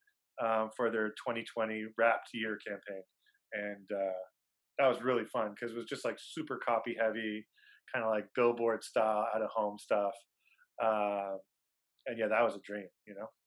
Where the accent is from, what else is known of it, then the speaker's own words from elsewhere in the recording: Ottawa, Ontario, Canada; also born or lived in Toronto; my hometown in Ottawa